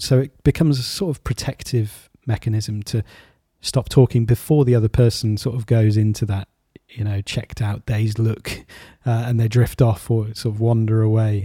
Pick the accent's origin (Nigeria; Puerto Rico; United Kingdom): United Kingdom; as a, as a Brit.